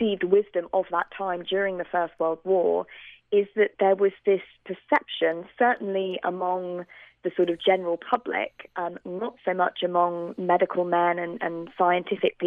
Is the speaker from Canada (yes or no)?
no; United Kingdom; accent: British